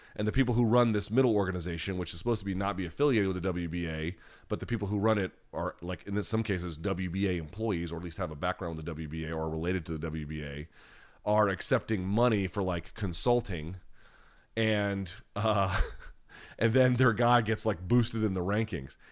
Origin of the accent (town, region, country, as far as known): United States